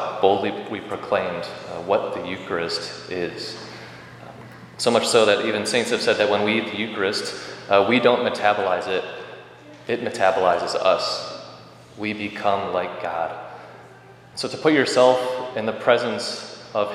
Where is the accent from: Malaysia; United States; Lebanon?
United States; Rockford, Illinois; when I was a little kid growing up in Rockford